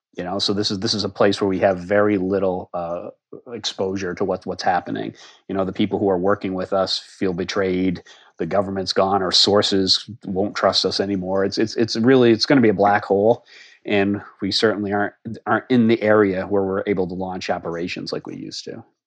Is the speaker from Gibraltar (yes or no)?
no; Harvard, Massachusetts, United States; moved away as an adult; also born or lived in Boston, Massachusetts; now in Alexandria, Virginia, United States; I grew up in the little town of Harvard, Massachusetts, which is about 30 miles west of Boston